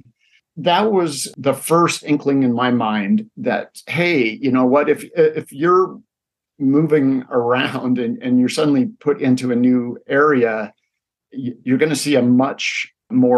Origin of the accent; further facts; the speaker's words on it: Spokane, Washington, United States; moved away as an adult; also born or lived in Seattle; now in Spokane, United States; my hometown community